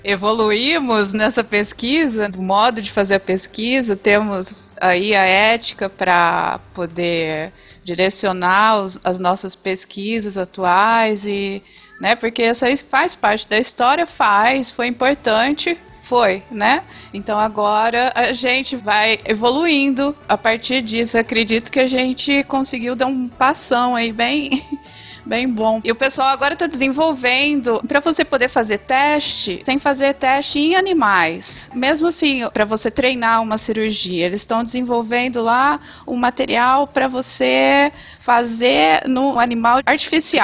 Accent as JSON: {"language": "Portuguese", "town": "Ribeirão Preto", "region": "São Paulo", "country": "Brazil", "tie": "born or raised there", "also_born_or_lived": "Viçosa, Minas Gerais / Rondônia", "moved": "yes", "lives_now": "Presidente Médici, Brazil", "said": "Eu sou natural de Ribeirão Preto, em São Paulo, e morava em Viçosa, em Minas. Aí depois vim para cá."}